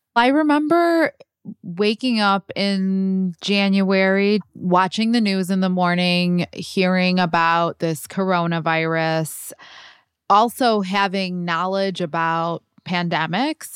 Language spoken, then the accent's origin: English; Chicago, Illinois, United States; Chicago is my hometown